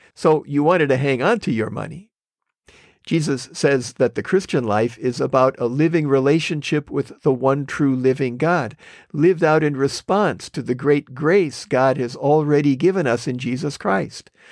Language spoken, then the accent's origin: English; Wisconsin, United States; moved away as an adult; now in California, United States; I grew up in Wisconsin